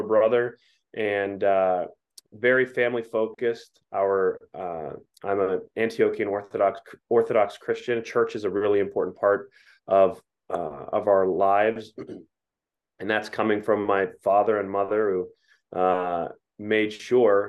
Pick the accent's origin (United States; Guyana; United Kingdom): United States; Pittsburgh, Pennsylvania; also born or lived in Ohio; I was born in Ohio, but soon after I was born, my family settled down in southwestern Pennsylvania and grew up in the suburbs